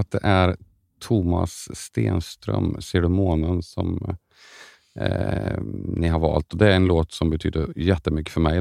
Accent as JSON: {"language": "Swedish", "town": "Karlstad", "region": "Värmland", "country": "Sweden", "said": "jag är från Karlstad"}